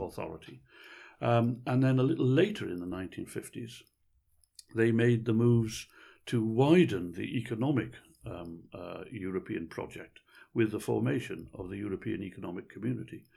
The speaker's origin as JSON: {"language": "English", "region": "Wales", "country": "United Kingdom", "said": "I've always regarded myself as being patriotically Welsh."}